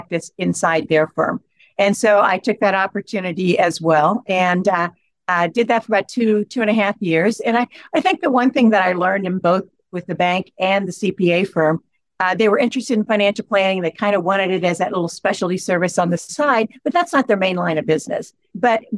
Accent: Ripley County, Southeast Indiana, United States; it was great growing up there. I grew up on a farm

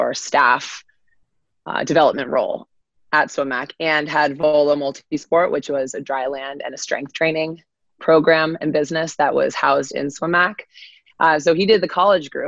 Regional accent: Avon, Connecticut, United States; I am from Connecticut. Avon, Connecticut, little town.

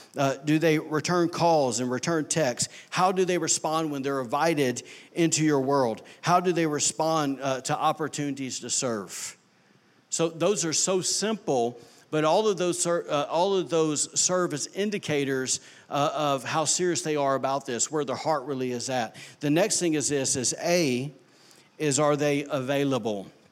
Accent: Alabama, United States; now in Rockport, United States; I am from Alabama

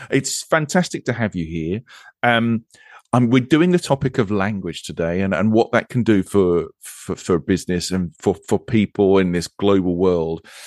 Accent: England, United Kingdom; accent: English accent; also born or lived in Monterey, California; I am English and I live a road across from you

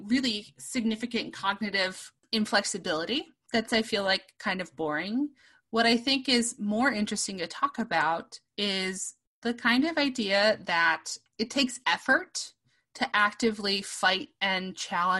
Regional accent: Chicago, Illinois, United States; I am from Chicago, and I got to have Obama as my state senator

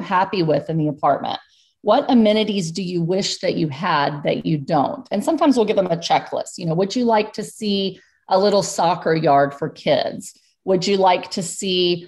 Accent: Texas, United States; now in Pennsylvania, United States; I'm from Texas

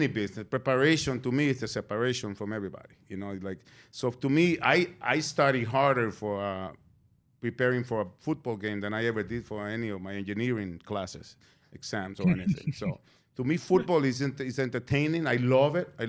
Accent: New York City, New York, United States; I'm a New Yorker

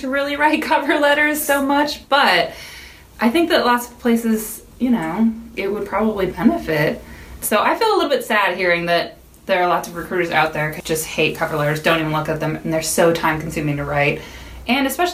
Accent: Minneapolis, Minnesota, United States; now in Seattle, United States; I'm from the Midwest, Minneapolis.

